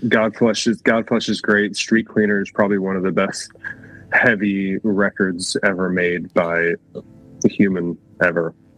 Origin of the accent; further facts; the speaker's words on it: Grand Rapids, Michigan, United States; where we grew up in Grand Rapids